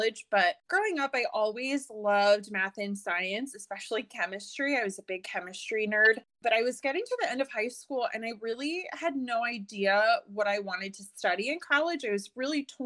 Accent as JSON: {"language": "English", "town": "Leesburg", "region": "Virginia", "country": "United States", "tie": "born or raised there", "lives_now": "Fairfax, United States", "said": "So I grew up in Leesburg, Virginia, and then moved to Fairfax right after college. So I'm local to the metro area"}